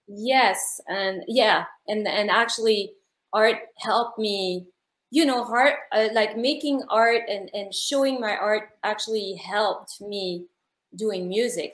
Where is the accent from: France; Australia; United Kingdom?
France; Paris, Île-de-France; moved away; I'm from Paris, France